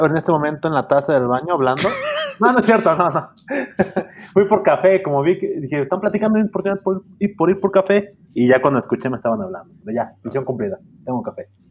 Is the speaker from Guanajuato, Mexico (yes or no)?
no; Izúcar de Matamoros, Puebla, Mexico; now in Puebla, Mexico; donde yo soy, de Izúcar de Matamoros.